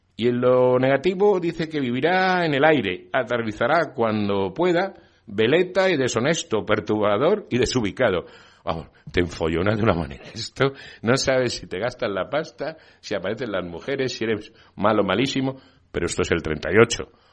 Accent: Spain; Yo me siento muy español

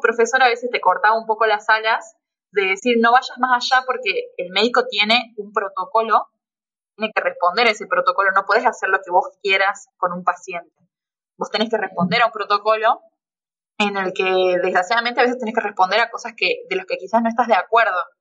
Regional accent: Tucumán, Argentina; accent: Tucumán; now in Córdoba, Argentina; yo soy tucumana, por si no se me nota en el acento. Eh, sí, sí, yo soy tucumana

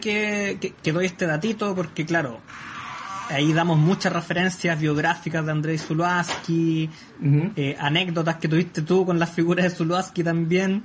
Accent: Maule, Chile; Soy de la región del Maule hacia la costa.

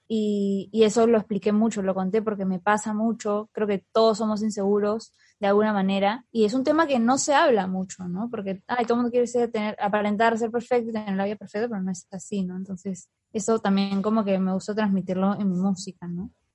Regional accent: Peru

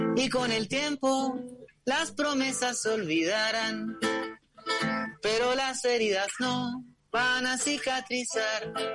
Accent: Chile

